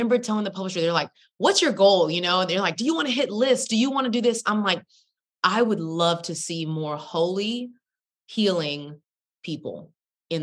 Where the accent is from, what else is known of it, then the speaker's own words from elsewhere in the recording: Texas, United States; I'm from Texas